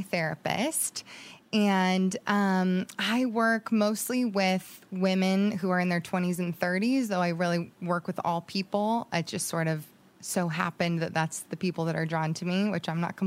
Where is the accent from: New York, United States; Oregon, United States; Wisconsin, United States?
Oregon, United States; Jacksonville; moved away; also born or lived in Monterey Bay, California; spent from ages 6 to 18 in Southern Oregon in a little town called Jacksonville